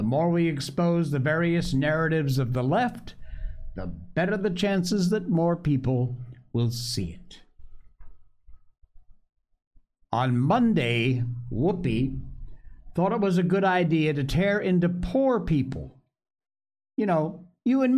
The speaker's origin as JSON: {"language": "English", "town": "Cornwall", "region": "Connecticut", "country": "United States", "tie": "born or raised there", "said": "I am from Cornwall, Connecticut, born and raised there."}